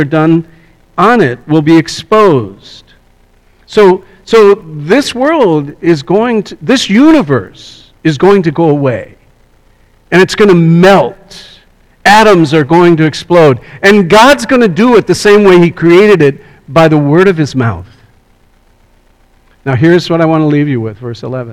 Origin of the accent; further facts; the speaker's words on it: Scotland, United Kingdom; I'm from Scotland